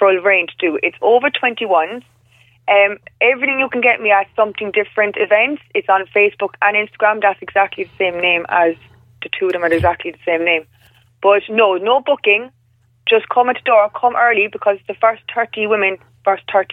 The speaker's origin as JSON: {"language": "English", "town": "Cork", "region": "Munster", "country": "Ireland", "said": "I'm from Cork"}